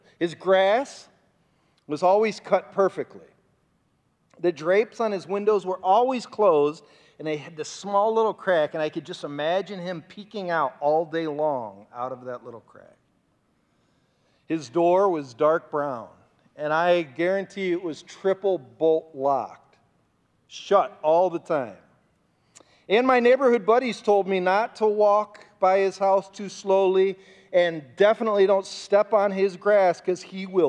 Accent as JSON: {"language": "English", "town": "Bay Village", "region": "Ohio", "country": "United States", "tie": "born or raised there", "said": "my hometown that I grew up in. It's called Bay Village, Ohio"}